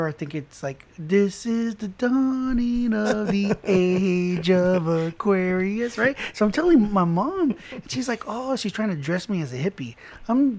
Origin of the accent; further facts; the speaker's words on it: Corpus Christi, Texas, United States; also born or lived in Laredo, Texas; Then I moved to Corpus, and I went to the fifth grade at Woodlawn.